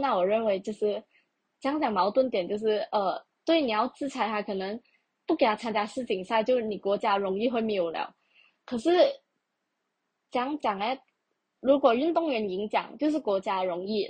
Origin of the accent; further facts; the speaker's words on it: Malaysia; 首先我是一个马来西亚人，再者我是华人